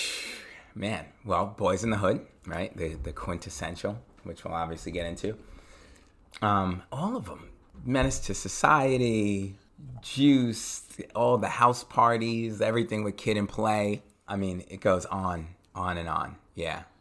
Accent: Long Island, Suffolk County, New York, United States; I grew up out in Long Island, Suffolk County

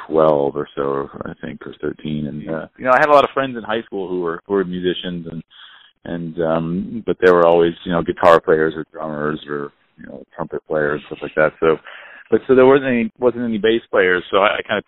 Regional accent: near Monterey, California, United States; I grew up just down the road

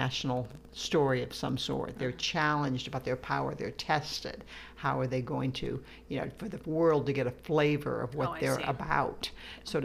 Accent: Midwest, United States; I grew up in the Midwest

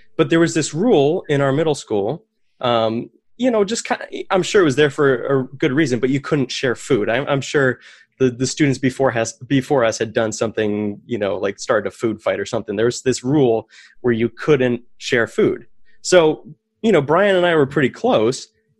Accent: Maine, United States; So I grew up in Maine. I went to a little Christian academy. It's like a private school in South Paris.

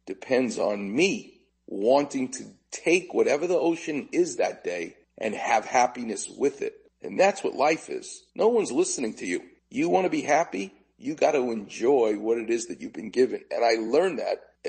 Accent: New York City, New York, United States; I'm growing up in Far Rockaway

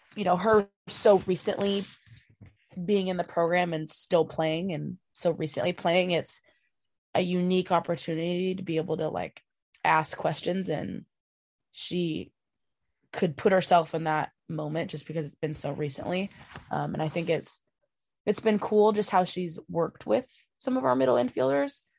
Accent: Washington, United States; growing up in Washington and playing softball in Washington

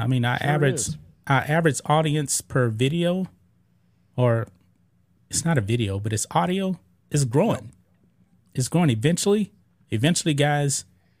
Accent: Beaumont, Texas, United States; I grew up in Beaumont, and Juneteenth is actually a regional thing.

